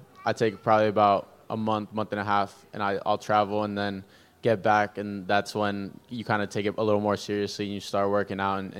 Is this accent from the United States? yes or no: no; Peru; born there; Yeah, so I was born in Peru. I got a funny story. I was born in Peru. My whole family's from Venezuela, so growing up, kind of that Venezuelan culture, baseball is just in your blood